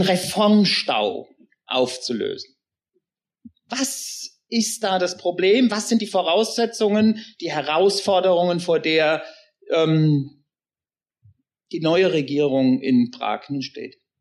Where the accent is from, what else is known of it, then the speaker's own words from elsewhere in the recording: Germany; wir als Deutsche